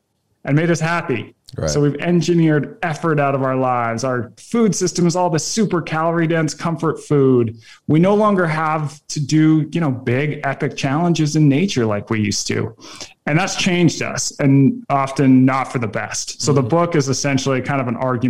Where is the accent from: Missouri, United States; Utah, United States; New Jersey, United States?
Utah, United States; just north of Salt Lake City; I grew up in Utah, just north of Salt Lake City.